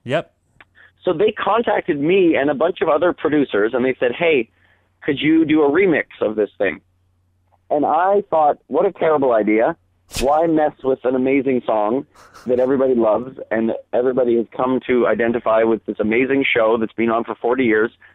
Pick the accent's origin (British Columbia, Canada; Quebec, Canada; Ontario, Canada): Quebec, Canada; Chelsea; moved away as an adult; now in Montreal, Canada; I'm actually from north of Ottawa, a little town called Chelsea, Quebec